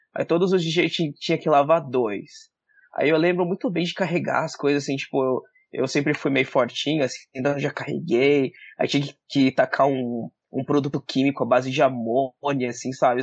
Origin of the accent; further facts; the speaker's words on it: Jacareí, São Paulo, Brazil; moved away as an adult; also born or lived in United States; eu sou de Jacareí, sou do interior de São Paulo